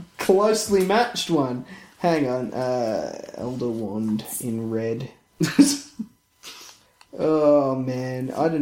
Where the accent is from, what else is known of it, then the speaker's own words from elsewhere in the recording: Australia; And I'm only second generation Australian.